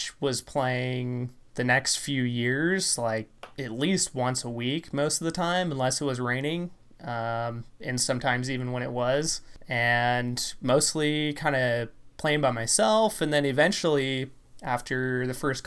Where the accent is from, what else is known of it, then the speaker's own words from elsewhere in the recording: the Northwest, Pacific Northwest, United States; I'm from the Northwest